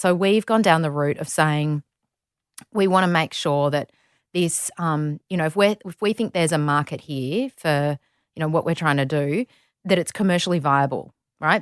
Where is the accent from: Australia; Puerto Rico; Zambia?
Australia; Melbourne, Victoria; also born or lived in Saudi Arabia; we're both from Melbourne. So, grew up in Melbourne